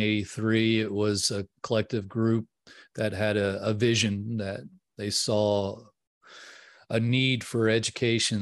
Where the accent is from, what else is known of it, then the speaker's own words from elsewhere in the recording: New Orleans, Louisiana, United States; now in Texas, United States; I grew up in New Orleans, Louisiana